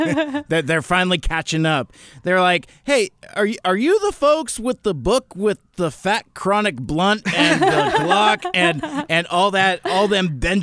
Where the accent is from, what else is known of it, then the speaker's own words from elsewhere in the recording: Seattle, Washington, United States; I've lived here along the I-5 corridor my entire life. I was raised mostly in the North End, in you know kind of a Linwood area.